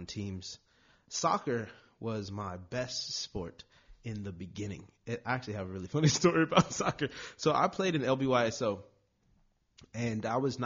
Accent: Long Beach, California, United States; I'm born and raised in Long Beach

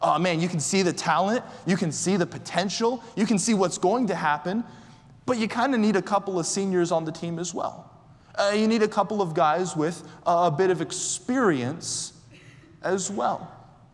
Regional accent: Orlando, Florida, United States; I'm from Orlando

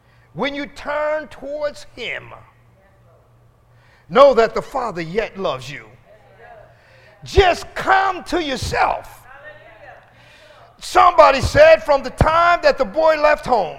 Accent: Philadelphia, Pennsylvania, United States; brought me into West Philadelphia and pulled up in front of the house

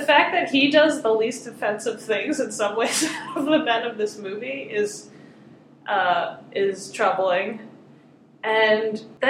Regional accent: Philadelphia, Pennsylvania, United States; I grew up in the Philly area

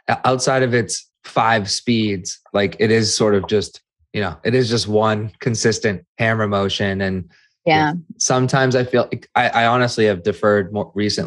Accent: Methuen, Massachusetts, United States; I'm from Methuen

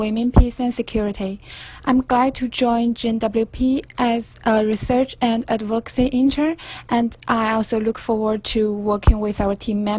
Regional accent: China; moved away as an adult; now in New York, United States; from China

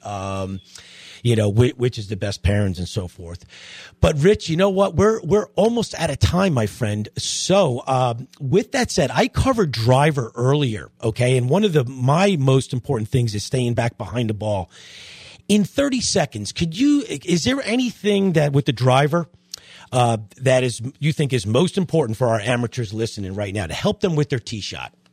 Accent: Long Island, New York, United States; moved away; I'm from Long Island

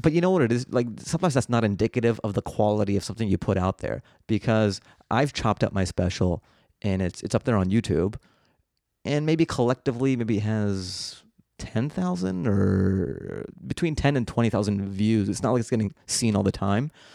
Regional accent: Seattle, Washington, United States; I grew up in Seattle

